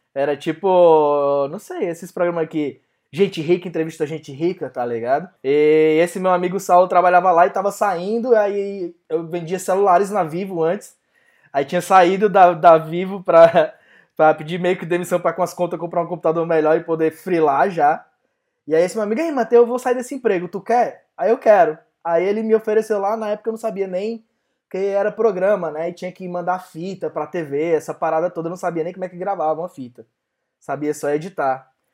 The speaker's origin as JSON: {"language": "Portuguese", "town": "Fortaleza", "region": "Ceará", "country": "Brazil", "said": "eu sou aqui, né, de Fortaleza"}